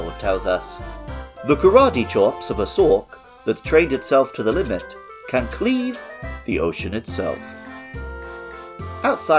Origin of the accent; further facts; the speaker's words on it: England, United Kingdom; moved away as an adult; now in Japan; I grew up in England as an indoorsy gamer